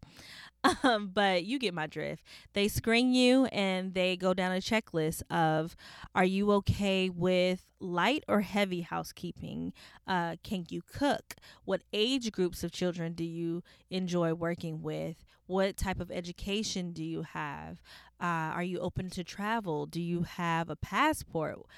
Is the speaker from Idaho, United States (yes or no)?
no; California, United States; I'm a woman from California, which is in a beach city